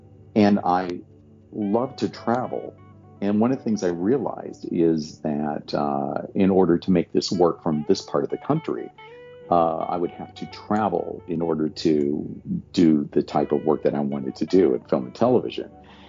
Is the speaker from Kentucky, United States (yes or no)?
yes; Hazard, Kentucky, United States; also born or lived in Los Angeles; You know, I can't still talk like this because this is how I grew up talking when I was raised in Hazard, Kentucky.